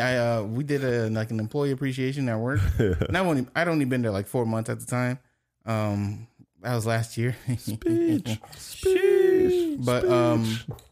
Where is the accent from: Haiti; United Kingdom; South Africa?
Haiti; accent: Haitian; moved away